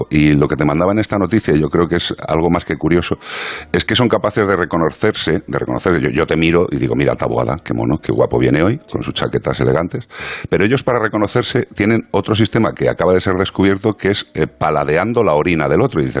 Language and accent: Spanish; Galicia, Spain; now in Madrid, Spain